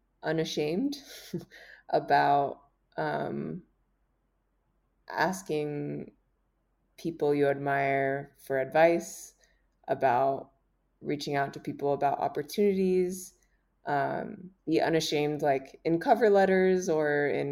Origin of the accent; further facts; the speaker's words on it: Miami, Florida, United States; I'm from Miami, Florida.